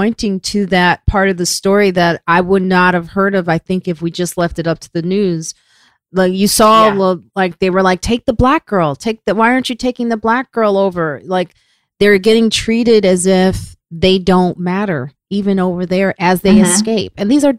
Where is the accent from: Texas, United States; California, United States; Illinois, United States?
Illinois, United States; Chicago; Yeah, bitch, please. I'm from Chicago.